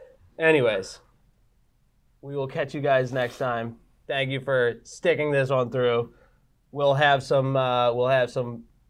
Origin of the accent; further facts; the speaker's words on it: Burlington, Massachusetts, United States; Burlington, Mass. Grew up Burlington, Mass.